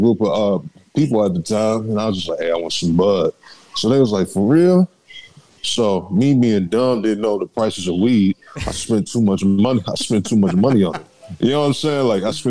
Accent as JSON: {"language": "English", "town": "Dayton", "region": "Ohio", "country": "United States", "moved": "yes", "lives_now": "San Antonio, United States", "said": "I'm from Dayton, Ohio. Moved out here in 2011, San Antonio, Texas. I decided it was best for best for me to stay down here."}